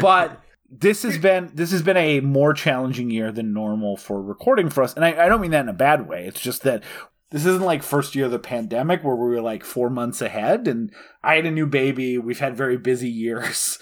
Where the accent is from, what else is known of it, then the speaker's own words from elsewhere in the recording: North Dakota, United States; I'm from North Dakota for most of my life.